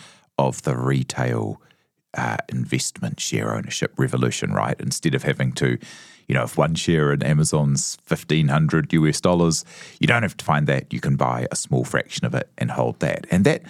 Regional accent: New Zealand; as a Kiwi

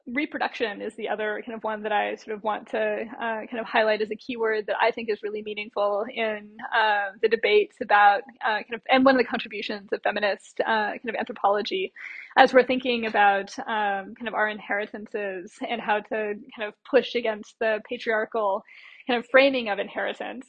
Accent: United States; moved away as an adult; also born or lived in Latin America; now in Australia; as an American or sort of US based uh, kind of academic moving first to Latin America and then to Australia

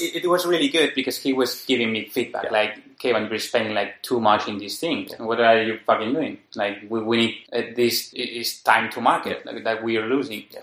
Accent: Madrid, Community of Madrid, Spain; I'm from Madrid

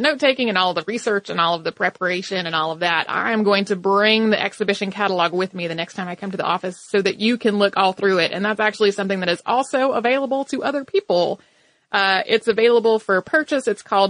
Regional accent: Bermuda; born or raised there

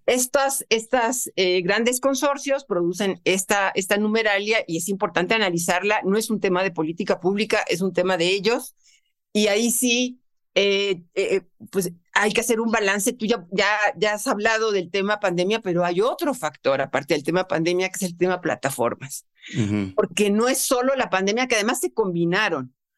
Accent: Mexico; es nuestro tesoro como mexicano

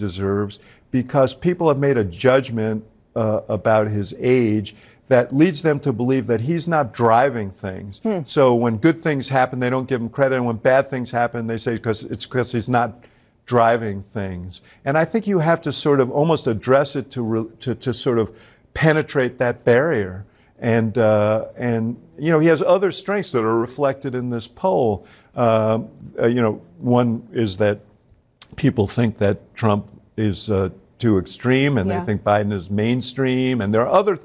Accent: Chicago, Illinois, United States; I come from Chicago.

